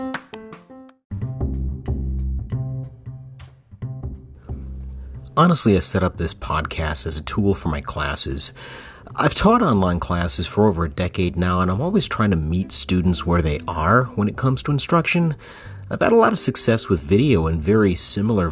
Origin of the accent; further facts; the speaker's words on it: Flint, Michigan, United States; moved away as an adult; also born or lived in East Lansing, Michigan; now in Texas, United States; I grew up in Flint, Michigan, and I moved to Texas in 2009.